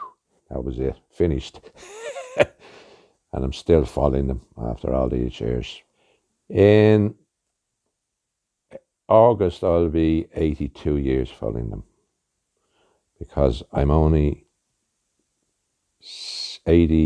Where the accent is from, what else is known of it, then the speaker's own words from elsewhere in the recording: Dún Laoghaire, County Dublin, Ireland; moved away as an adult; now in Blackrock, Ireland; Originally from Dunleary. Born, bred, and I moved here about 27 years ago.